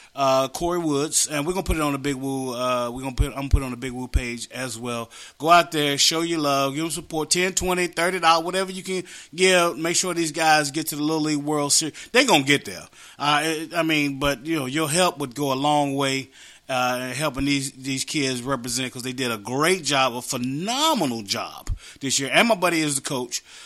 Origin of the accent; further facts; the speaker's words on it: West Virginia, United States; moved away; We grew up together in West Virginia.